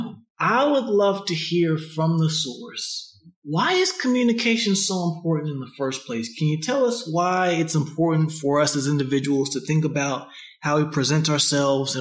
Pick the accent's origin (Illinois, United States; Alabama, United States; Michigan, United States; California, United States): Alabama, United States; Huntsville; I am from Huntsville, Alabama, where we are known for being long-winded